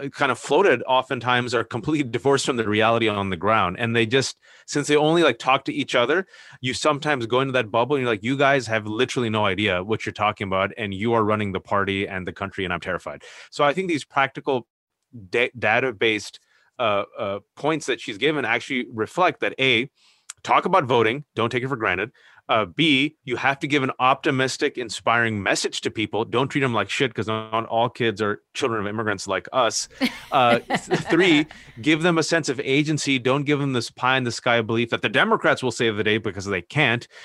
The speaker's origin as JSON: {"language": "English", "country": "United States", "tie": "born or raised there", "second_language": "English", "said": "I was born and raised here"}